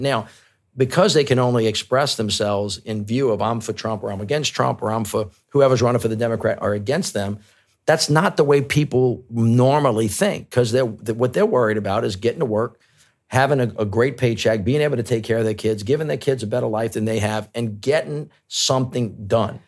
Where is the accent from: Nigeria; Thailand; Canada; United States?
United States; as an American.